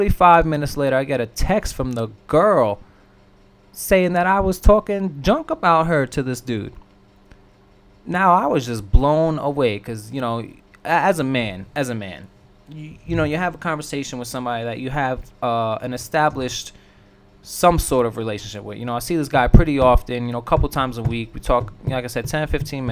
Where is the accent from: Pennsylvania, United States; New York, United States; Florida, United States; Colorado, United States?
New York, United States; now in Midwest, United States; I am from the East Coast. I am from New York